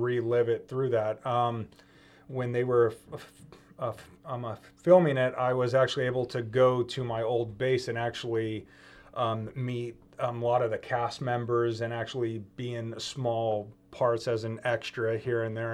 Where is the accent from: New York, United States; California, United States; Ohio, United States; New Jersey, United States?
California, United States; outside of Oakland, the East Bay; moved away as an adult; I'm outside of Oakland, the East Bay, where I was raised